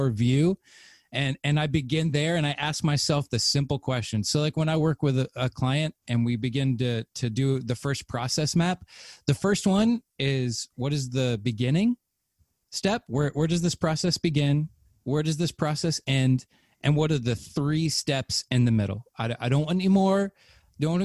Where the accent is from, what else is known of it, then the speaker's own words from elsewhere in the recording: the Bible Belt, United States; I grew up in the Bible Belt